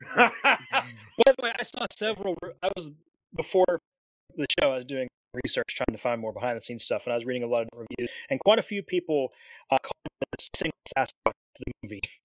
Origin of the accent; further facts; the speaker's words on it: Pennsylvania, United States; I'm from Pennsylvania.